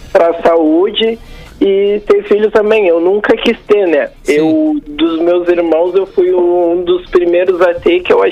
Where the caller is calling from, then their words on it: Porto Alegre, Rio Grande do Sul, Brazil; Eu sou aqui de Porto Alegre, mais uma vez eu estou escondido aqui para falar.